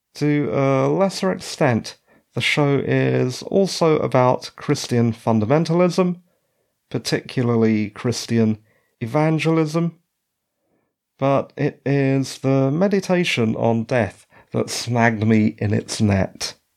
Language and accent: English; British Columbia, Canada; moved away; As a Canadian citizen and ex resident of British Columbia